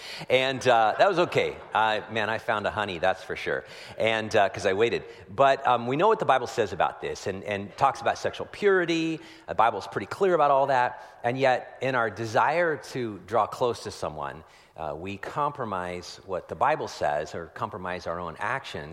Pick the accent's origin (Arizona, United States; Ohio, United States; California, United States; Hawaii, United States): California, United States; Petaluma; I was down yesterday in my hometown of Petaluma, California